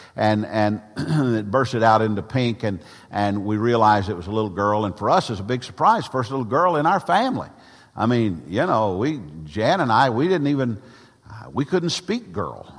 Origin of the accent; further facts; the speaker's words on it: Gallatin, Tennessee, United States; I was born on March the sixth, nineteen fifty, mm, in Gallatin, Tennessee